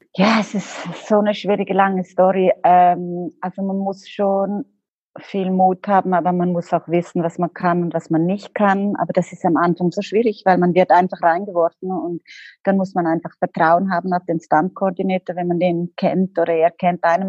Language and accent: German; Liechtenstein; moved away; also born or lived in Los Angeles; ich komme aus Liechtenstein